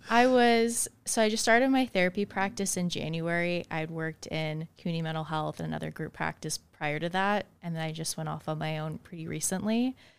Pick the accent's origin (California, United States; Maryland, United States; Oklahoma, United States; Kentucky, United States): Kentucky, United States; now in Arizona, United States; Originally from Kentucky